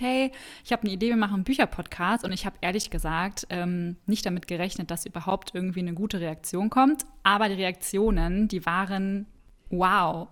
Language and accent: German; Cologne, North Rhine-Westphalia, Germany; komme auch aus Köln. Ich bin auch hier geboren sogar